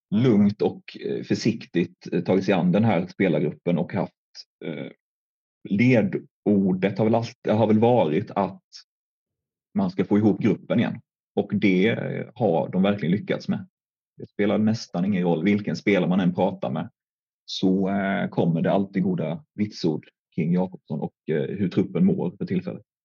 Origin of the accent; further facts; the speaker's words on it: Älmhult, Kronoberg County, Sweden; jag kommer från, från Älmhult